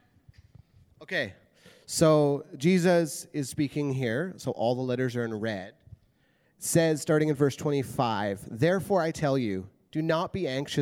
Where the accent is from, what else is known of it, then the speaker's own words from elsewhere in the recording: Prince George, British Columbia, Canada; moved away as an adult; now in Abbotsford, Canada; So we were both born and raised in Prince George, which is a city that's about 10 hours north of here